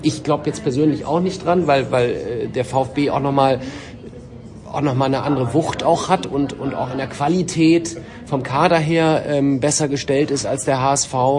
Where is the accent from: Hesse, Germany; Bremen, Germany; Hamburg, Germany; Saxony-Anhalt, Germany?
Bremen, Germany; als Bremer